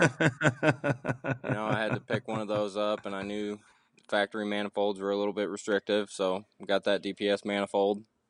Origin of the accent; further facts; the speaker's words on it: Southeast Missouri, United States; I'm from Southeast Missouri, so there's a lot of farmland, a lot of guys with diesels